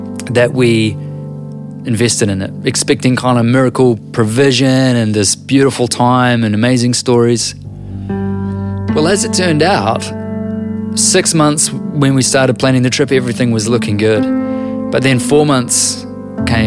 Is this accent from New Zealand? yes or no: yes; New Zealand; I'm a writer and an author from Aotearoa, New Zealand.